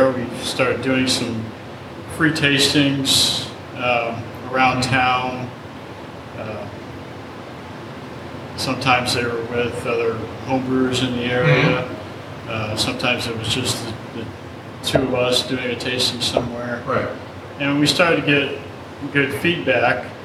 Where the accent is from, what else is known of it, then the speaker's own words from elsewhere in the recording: Fort Wayne, Indiana, United States; moved away as an adult; now in Goshen, United States; I'm originally from down around Fort Wayne, Indiana.